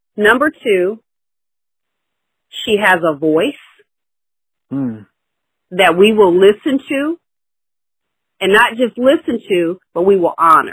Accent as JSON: {"language": "English", "region": "the South", "country": "United States", "tie": "born or raised there", "also_born_or_lived": "Long Island, New York / Dallas", "moved": "yes", "lives_now": "San Francisco Bay Area, United States", "said": "I grew up in the South"}